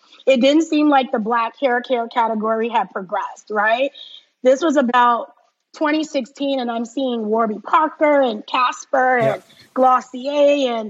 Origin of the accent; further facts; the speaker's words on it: Liberia; born there; And as you said, I was born in Liberia, so I'm half Liberian and half Ghanaian. My dad was from Ghana.